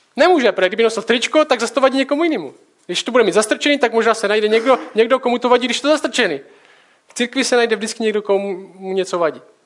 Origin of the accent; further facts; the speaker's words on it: Czechia; jsme Češi